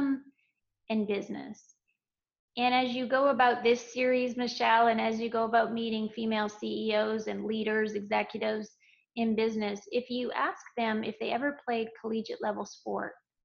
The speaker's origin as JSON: {"language": "English", "country": "Canada", "tie": "born or raised there", "said": "I trained in figure skating in Canada, my home country, during my childhood and through teenage years"}